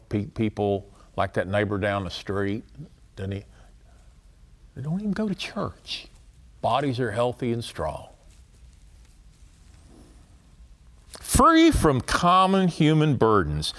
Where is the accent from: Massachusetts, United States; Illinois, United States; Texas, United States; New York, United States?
Texas, United States; I'm from Texas